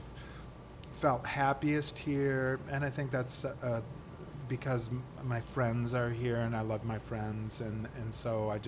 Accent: St. Paul, Minnesota, United States; I'm from St. Paul

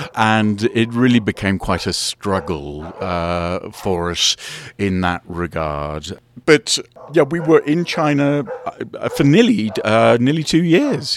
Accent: England, United Kingdom; also born or lived in United States; I'm from England

